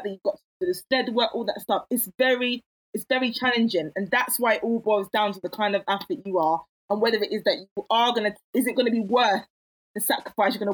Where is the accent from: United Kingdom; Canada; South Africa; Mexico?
United Kingdom; England; Even if I was raised in England, the blood is still hot.